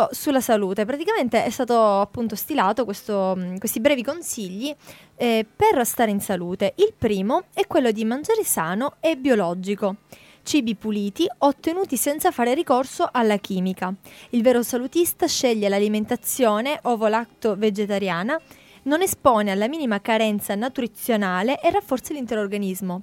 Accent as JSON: {"language": "Italian", "country": "Italy", "said": "come italiani"}